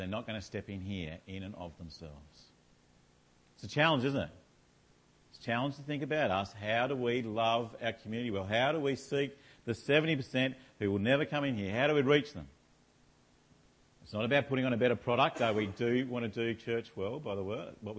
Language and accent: English; Australia